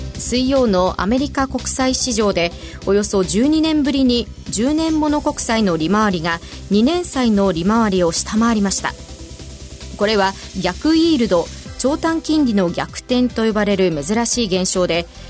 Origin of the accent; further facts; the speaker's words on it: Aichi, Japan; 地元が愛知でうなぎの産地なのでもう小さい頃から食べてましたよ